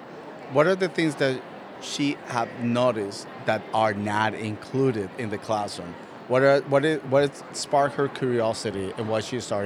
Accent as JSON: {"language": "English", "country": "Colombia", "first_language": "Spanish", "second_language": "English", "moved": "as an adult", "lives_now": "United States", "said": "I'm a gay cisgender man from Colombia that I immigrated from Colombia to the United States"}